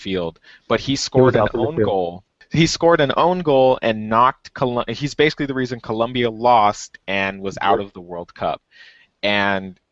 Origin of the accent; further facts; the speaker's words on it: United States; I'm American